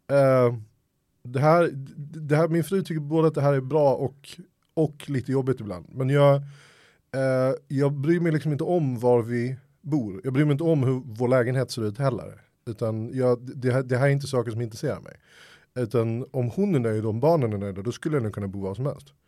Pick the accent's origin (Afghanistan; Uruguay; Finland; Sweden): Sweden; Helsingborg, Skåne; also born or lived in Stockholm; Stockholm, växte upp i, Stockholm, eller i Helsingborg. Det är därför min dialekt är oerhört svajig.